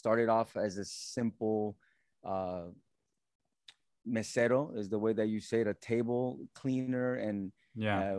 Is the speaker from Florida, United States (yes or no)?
yes; Alachua, Florida, United States; also born or lived in Mississippi / Colombia (family); I do remember coming to Alachua, and that was in 89. And I remember the small town that it was